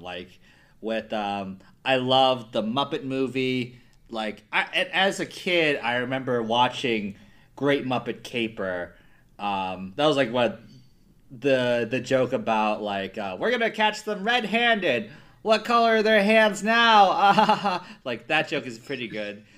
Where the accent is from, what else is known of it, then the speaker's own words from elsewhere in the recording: New Jersey, United States; also born or lived in Midwest; I'm from New Jersey.